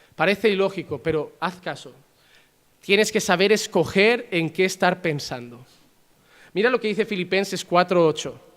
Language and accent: Spanish; Spain; Yo soy español